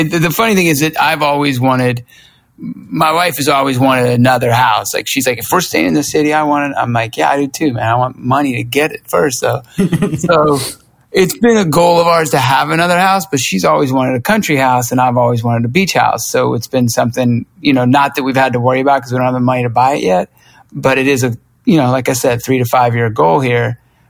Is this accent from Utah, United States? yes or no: no; Lawrenceville, Georgia, United States; But when I grew up in Lawrenceville, Georgia, it was, you'd take off on your bike